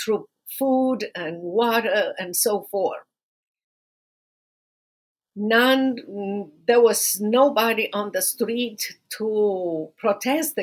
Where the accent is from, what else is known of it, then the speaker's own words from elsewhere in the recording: Romania; now in United States; going back to Romania